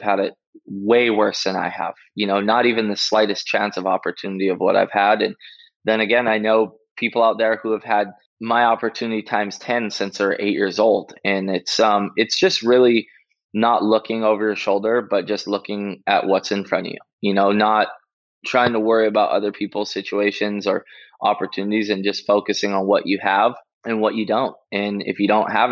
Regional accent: Oahu, Hawaii, United States; also born or lived in Maui; I moved to Oahu from Maui when I was 8 years old with my mom

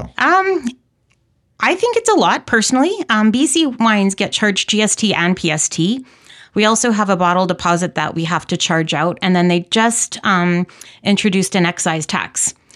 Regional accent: Saskatoon, Saskatchewan, Canada; moved away as an adult; also born or lived in Calgary, Alberta / Chestermere Lake, Alberta; now in Okanagan, Canada; I was born and raised in Saskatoon

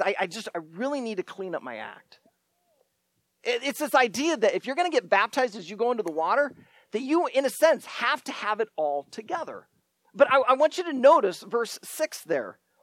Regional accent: Shenandoah, Iowa, United States; my hometown in Shenandoah, Iowa

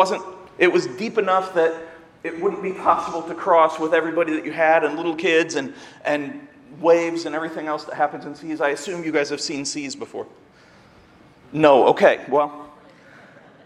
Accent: Seymour, Indiana, United States; moved away as an adult; now in Ohio, United States; I'm from Indiana, near Bloomington, which is IU, but I grew up in Seymour, which is a small town

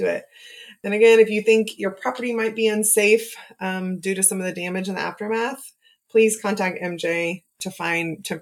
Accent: Oklahoma, United States; as a child growing up in Oklahoma

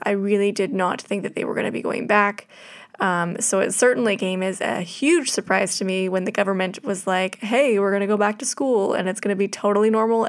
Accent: Canada; being Canadian

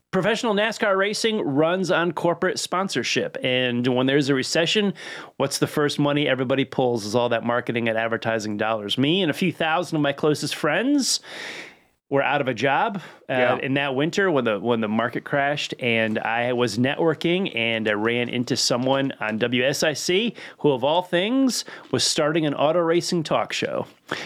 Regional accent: Connecticut, United States; moved away as an adult; now in Lake Norman, United States; I grew up in Connecticut, raced at the grassroots level

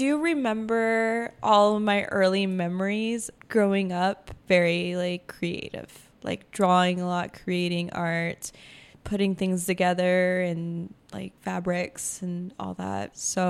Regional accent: Logan, Utah, United States; born or raised there; now in Ogden, United States

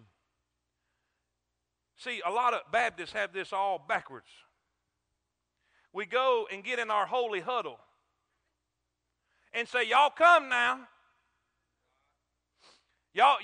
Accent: South Florida, United States; moved away; also born or lived in South Carolina; I grew up in South Florida with coconuts, crab legs, and palm trees

